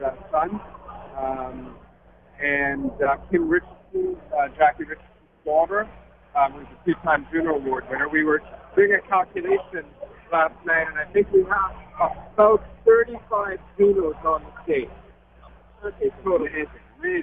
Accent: Trinidad & Tobago; now in Toronto, Canada; I was born in Trinidad, so I grew up with a lot of Irish nuns and Irish priests, and went to St. Michael's Choir School

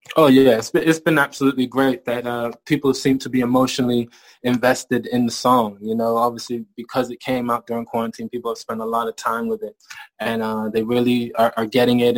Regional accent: Maryland, United States; moved away as an adult; also born or lived in Bristol, England; now in England; I moved to America and I grew up in, in Maryland and graduated high school

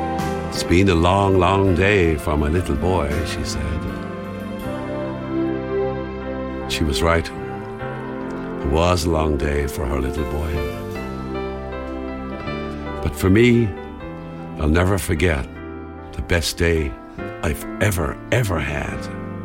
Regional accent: Cork, Munster, Ireland; Growing up in Ireland, in Cork, and as a young lad, I went down the park to see a match with my dad.

